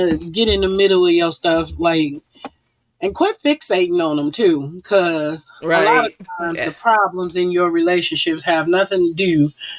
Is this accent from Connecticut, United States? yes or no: no; Detroit, Michigan, United States; I'm from Detroit.